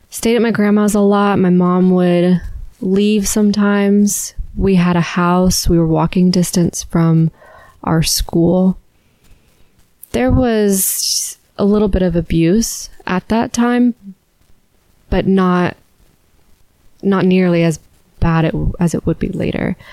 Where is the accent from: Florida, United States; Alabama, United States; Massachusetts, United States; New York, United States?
Alabama, United States; born or raised there